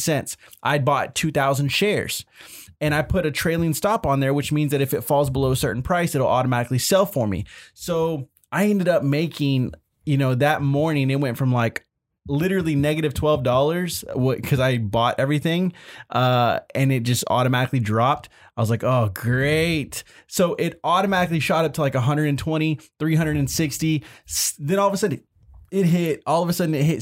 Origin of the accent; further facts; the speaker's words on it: Irving, Texas, United States; Little town in Texas called Irving